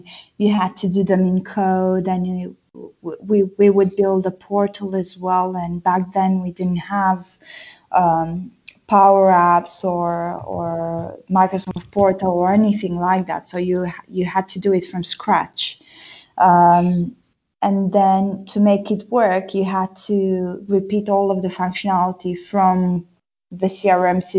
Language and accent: English; Brașov, Brașov County, Romania; English is a second language; moved away as an adult; also born or lived in Bristol / London; now in United Kingdom; I'm from Brașov, Transylvania.